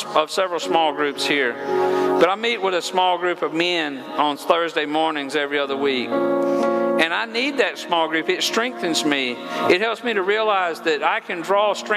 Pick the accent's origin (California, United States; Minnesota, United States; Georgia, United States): Georgia, United States; I'm from Georgia, and I don't always use proper English.